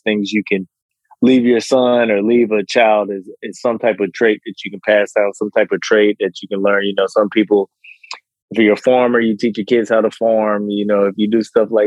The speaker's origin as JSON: {"language": "English", "town": "Houston", "region": "Texas", "country": "United States", "tie": "born or raised there", "said": "I grew up in Houston, Texas."}